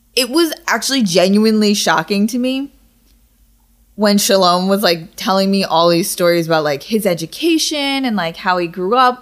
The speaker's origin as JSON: {"language": "English", "country": "United States", "said": "I'm happy that I'm American"}